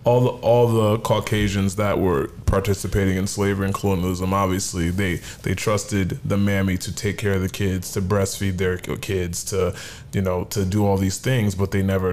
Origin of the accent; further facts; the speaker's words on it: Connecticut, United States; I grew up in Connecticut. We're both Nigerian. I grew up in Connecticut.